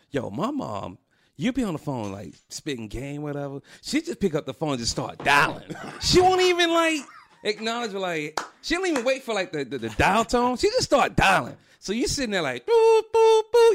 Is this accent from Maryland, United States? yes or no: no; Atlanta, Georgia, United States; I'm from Atlanta